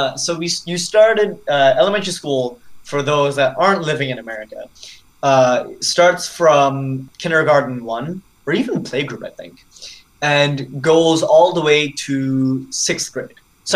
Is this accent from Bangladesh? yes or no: yes; Bangladesh; also born or lived in New York; So, I was born in New York, and then I lived there for about a year, and then, as is the life of a diplomat, we moved to Bangladesh, which is actually my host country.